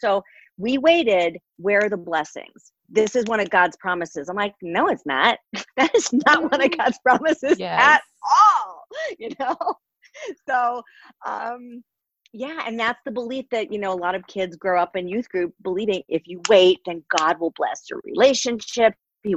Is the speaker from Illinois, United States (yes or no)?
no; Connecticut, United States; I grew up in Connecticut